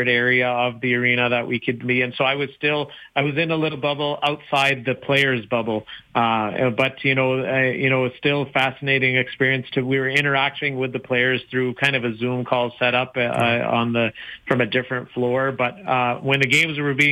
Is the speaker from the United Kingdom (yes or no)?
no; Brooks, Alberta, Canada; also born or lived in Wetaskiwin, Alberta; I was born in Wetaskiwin, grew up in Brooks